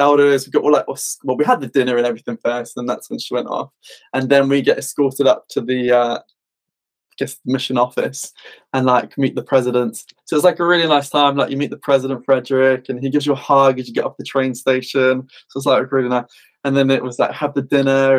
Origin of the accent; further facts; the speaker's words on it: United Kingdom; being British